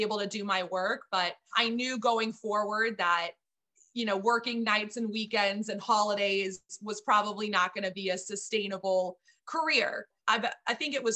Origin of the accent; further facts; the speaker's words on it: Texas, United States; moved away as an adult; also born or lived in Miami / Flint, Michigan; I'm originally from Texas